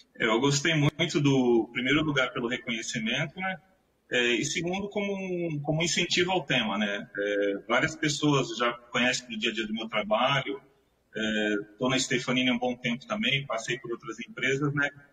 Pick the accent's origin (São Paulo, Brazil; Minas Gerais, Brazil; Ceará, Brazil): São Paulo, Brazil; São Vicente; moved away as an adult; also born or lived in Santos; eu nasci em Santos, mas sempre fui morador de São Vicente.